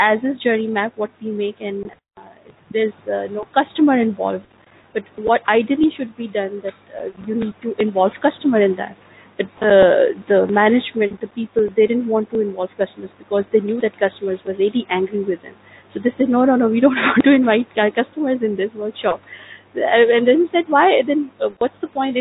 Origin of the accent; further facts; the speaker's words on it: Pakistan; first language Urdu; English is a second language; now in Dubai, United Arab Emirates; Since I'm from Pakistan, my native language is Urdu